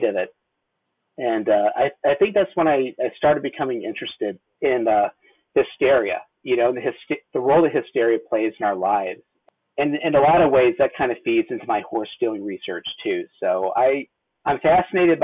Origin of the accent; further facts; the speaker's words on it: Missouri, United States; I grew up in Missouri